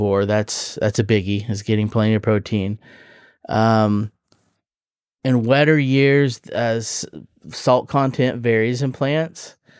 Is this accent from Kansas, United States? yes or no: yes; Kansas, United States; I grew up in Kansas